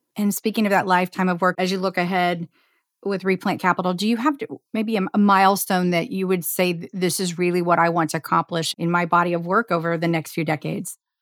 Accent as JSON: {"language": "English", "region": "Indiana", "country": "United States", "tie": "born or raised there", "said": "I'm from Indiana and grew up in the heartland"}